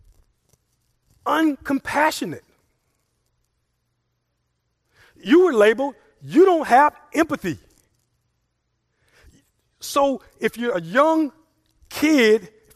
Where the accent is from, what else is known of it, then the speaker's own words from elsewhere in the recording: Mamou, Louisiana, United States; also born or lived in Lake Charles, Louisiana; now in Opelousas, United States; I grew up in Mamou. I lived there from age 0 to 14, and then we moved to Lake Charles